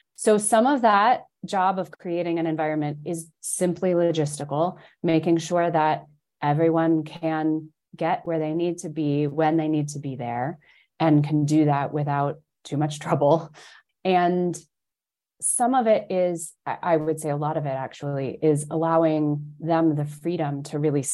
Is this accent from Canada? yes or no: no; Indiana, United States; moved away; I'm from Indiana originally